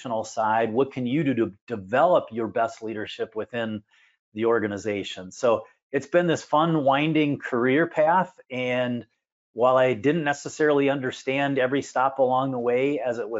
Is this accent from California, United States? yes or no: no; Minneapolis, Minnesota, United States; I'm from the Minneapolis-St. Paul area. I've spent most of my life in this area.